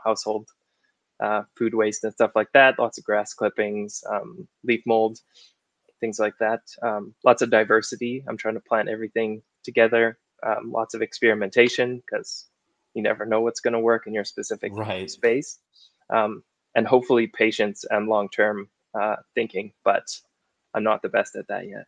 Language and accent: English; Okanagan, British Columbia, Canada; moved away; i grew up in the okanagan in british columbia